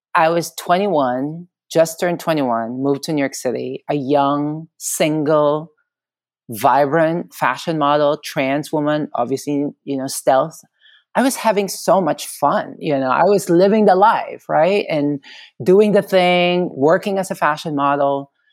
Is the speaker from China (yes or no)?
no; Philippines; moved away as an adult; now in United States; being born and raised in the Philippines, uh, growing up there